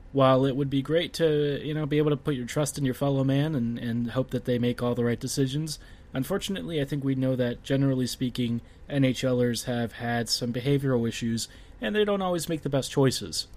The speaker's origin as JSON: {"language": "English", "country": "United States", "said": "as an American"}